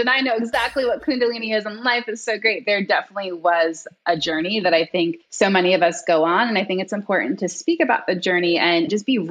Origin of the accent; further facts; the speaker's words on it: New York, United States; I'm originally from New York. So I was like working in Manhattan